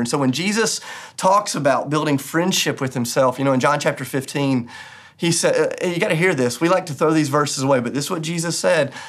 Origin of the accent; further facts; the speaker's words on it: United States; as American Christians